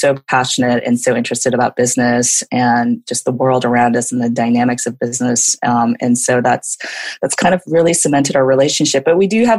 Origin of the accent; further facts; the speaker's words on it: Portland, Oregon, United States; now in Seoul, South Korea; I'm originally from Portland, Oregon, and a native of there